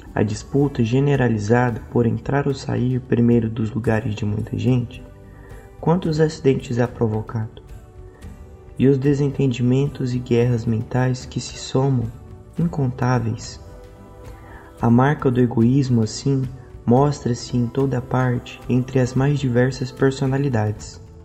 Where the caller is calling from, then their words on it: Goiânia, Goiás, Brazil; eu falo de Goiânia